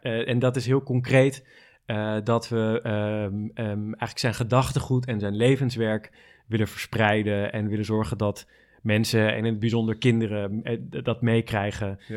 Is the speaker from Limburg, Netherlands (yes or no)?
no; Amsterdam, North Holland, Netherlands; Ik ben eh, geboren en getogen in Amsterdam